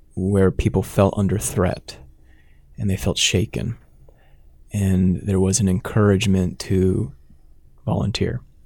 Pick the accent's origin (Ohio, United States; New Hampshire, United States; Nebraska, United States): Nebraska, United States; Sarpy County; also born or lived in Dodge County, Nebraska / Omaha; I grew up in Sarpy County here in Nebraska